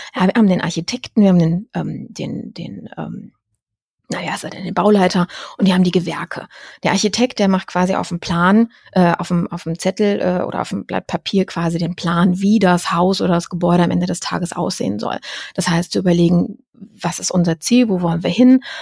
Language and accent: German; Düsseldorf, North Rhine-Westphalia, Germany; Ich komme ja aus Düsseldorf